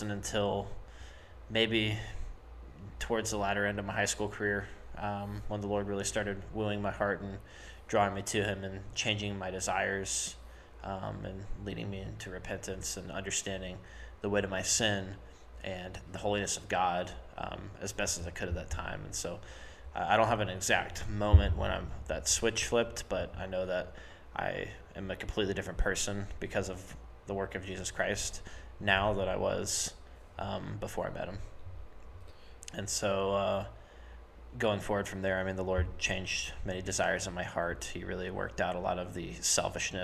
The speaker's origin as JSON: {"language": "English", "town": "Summerville", "region": "South Carolina", "country": "United States", "said": "I'm from Somerville"}